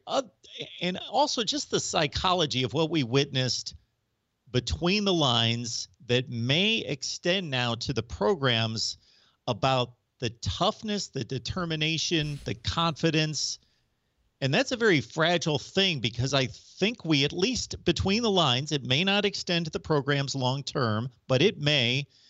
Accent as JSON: {"language": "English", "region": "Ohio", "country": "United States", "said": "I'm from Ohio, big Buckeyes fan"}